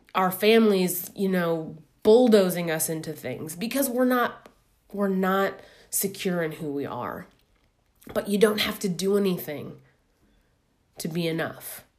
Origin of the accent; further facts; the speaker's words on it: Midwest, United States; moved away as an adult; now in New York, United States; I'm a Midwesterner living in New York